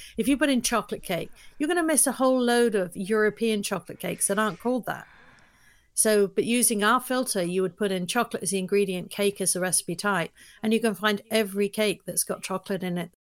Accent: London, United Kingdom; moved away as an adult; now in United States; I'm from London, but I li, I moved to the U S twenty-three years ago

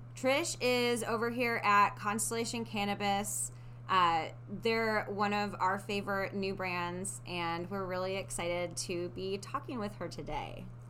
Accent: Midwest, United States; moved away; When I was growing up in the Midwest

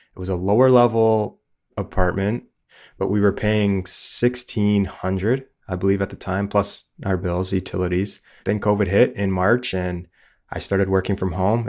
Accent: Niagara Falls, Ontario, Canada; moved away as an adult; now in Saint John, Canada; We grew up in Niagara Falls

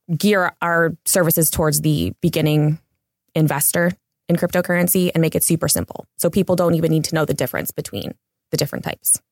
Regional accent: Cleveland, Ohio, United States; also born or lived in Los Angeles; now in Big Bear, United States; I'm originally from Cleveland

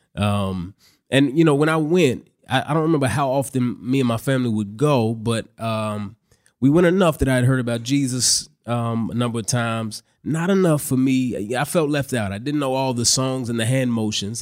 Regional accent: Dallas, Texas, United States; moved away; I grew up in Dallas, Texas. That's where I currently live. I just moved back to Dallas about a year ago

